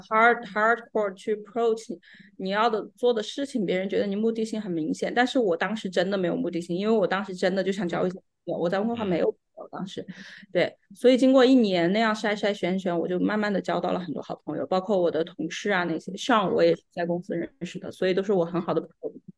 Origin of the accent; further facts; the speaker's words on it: Sichuan, China; moved away as an adult; also born or lived in Macau; now in Vancouver, Canada; 我呢是出生长大在四川，跟 Calvin 呢是老乡